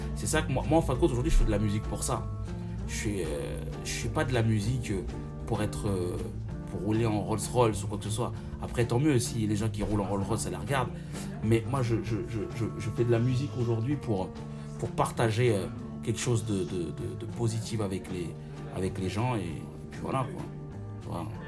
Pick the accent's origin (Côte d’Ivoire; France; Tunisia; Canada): France; Villiers-le-Bel, Île-de-France; also born or lived in Seine-Saint-Denis; je suis né en France, dans le 9-3, et j'ai grandi à Villebel